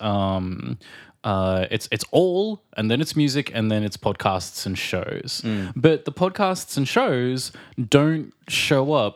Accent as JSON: {"language": "English", "country": "Australia", "moved": "yes", "lives_now": "Prague, Czech Republic", "said": "from Australia"}